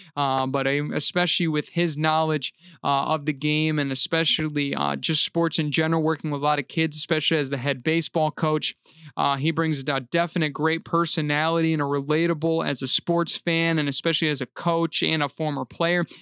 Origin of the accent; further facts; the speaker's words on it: Reed City, Michigan, United States; my hometown team